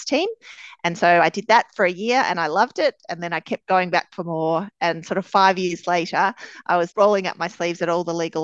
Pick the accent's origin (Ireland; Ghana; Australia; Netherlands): Australia; Melbourne, Victoria; Melbourne, born and bred. I spent my schooling and university days here